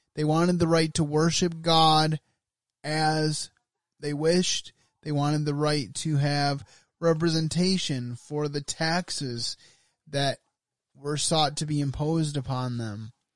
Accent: United States

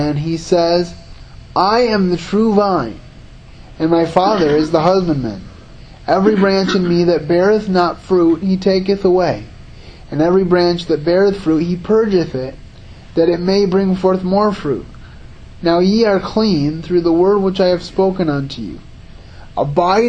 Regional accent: Grand Rapids, Michigan, United States; also born or lived in Howard City, Michigan; I grew up in the Grand Rapids area, and then I moved a little north of Grand Rapids, about 45 minutes north of Grand Rapids, so about an hour away from here, to a little town called the village of Howard City

